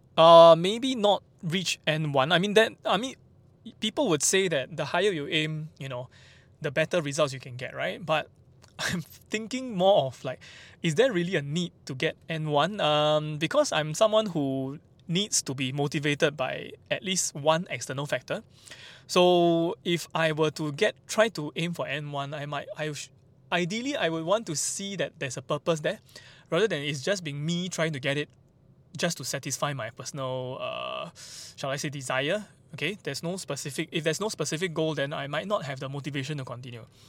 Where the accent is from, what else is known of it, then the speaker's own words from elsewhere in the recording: Singapore; also born or lived in Japan; I have no problem living in Singapore, no problem. I mean, it's my home country after all